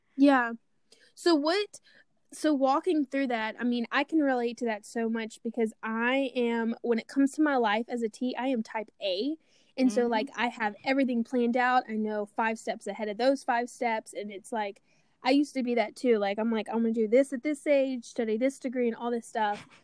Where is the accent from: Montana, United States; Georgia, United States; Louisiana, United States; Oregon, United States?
Louisiana, United States; Baton Rouge; my hometown, Baton Rouge, Louisiana